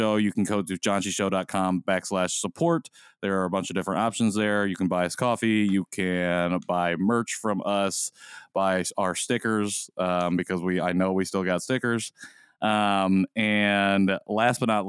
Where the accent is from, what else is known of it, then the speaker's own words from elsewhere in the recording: Indiana, United States; I'm from Indiana where there's only corn